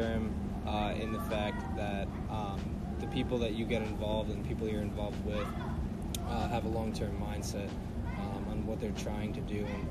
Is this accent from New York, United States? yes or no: yes; Rocky Point, New York, United States; I'm from Rocky Point, New York, and Long Island.